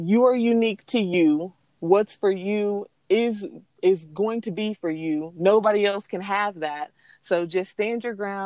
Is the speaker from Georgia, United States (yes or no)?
no; Arkansas City, Kansas, United States; moved away; I was born and raised in Ark City, Kansas